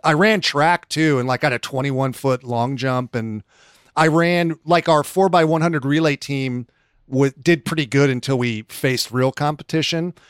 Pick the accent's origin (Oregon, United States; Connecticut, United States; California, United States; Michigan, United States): California, United States; Rocklin; born or raised there